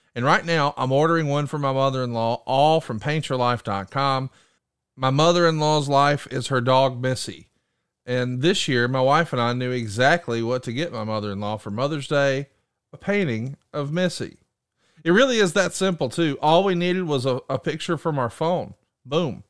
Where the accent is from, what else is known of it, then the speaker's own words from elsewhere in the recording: Huntsville, Alabama, United States; I'm from Huntsville, Alabama